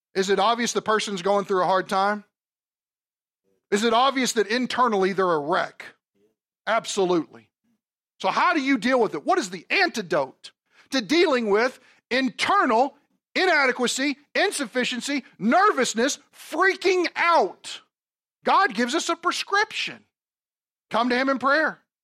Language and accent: English; Kentucky, United States; moved away; I'm from Kentucky, okay? Brats are not a big thing down there